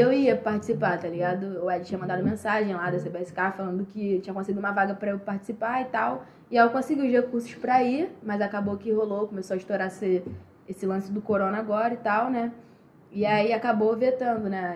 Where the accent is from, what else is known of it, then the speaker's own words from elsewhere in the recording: Rio de Janeiro, Brazil; sou daqui do Rio